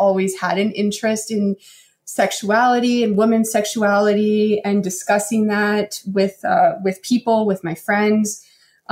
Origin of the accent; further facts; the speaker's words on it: Calgary, Alberta, Canada; accent: Canadian; we're from Calgary